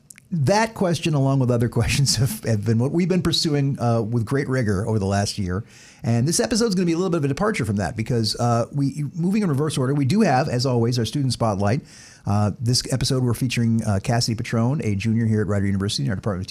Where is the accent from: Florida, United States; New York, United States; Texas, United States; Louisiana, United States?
Florida, United States; west coast of; also born or lived in San Diego, California / Georgia; I was born in San Diego, California. My dad was stationed there in the Air Force. We only lived there for a year, then moved to Florida to be closer to my mom's family. And outside of 4 years living in Georgia, I lived basically my entire life in Florida, west coast of Florida